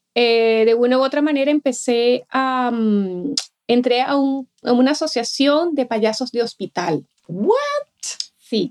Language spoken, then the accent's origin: Spanish; Venezuela; moved away; yo soy de Venezuela, cuando estaba en Venezuela